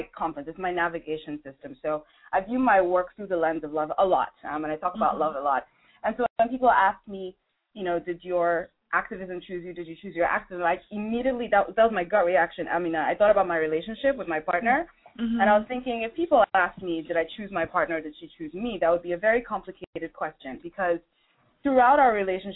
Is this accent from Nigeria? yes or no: yes; Nigeria; I'm originally from Nigeria